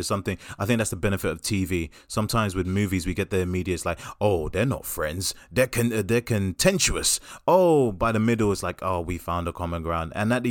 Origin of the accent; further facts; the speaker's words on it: Brooklyn, New York, United States; like, when I grew up in Brooklyn, we didn't have girls like you.